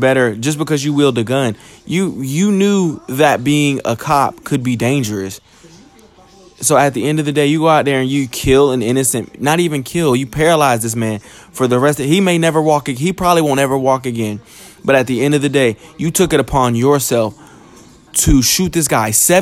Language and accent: English; United States; as a young black man growing up in America